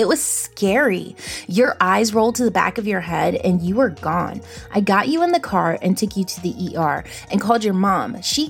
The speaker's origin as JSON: {"language": "English", "town": "Salem", "region": "Virginia", "country": "United States", "tie": "born or raised there", "said": "I know my hometown, Salem, Virginia, like the back of my hand. I have been pushed around in a stroller here, took my first steps here, rode my first bike here."}